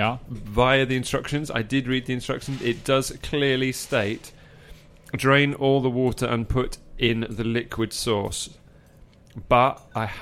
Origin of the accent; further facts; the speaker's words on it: England, United Kingdom; I'm an English countryside bumpkin.